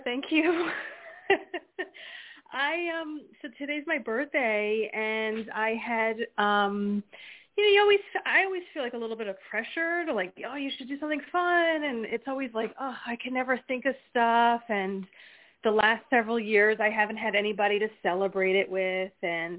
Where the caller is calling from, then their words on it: New Jersey, United States; Hi. It's … from New Jersey.